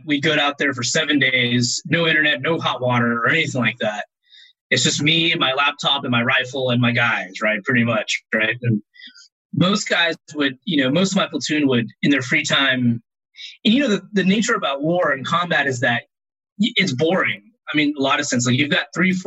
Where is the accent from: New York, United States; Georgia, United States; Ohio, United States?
Georgia, United States; Atlanta; I'm from Atlanta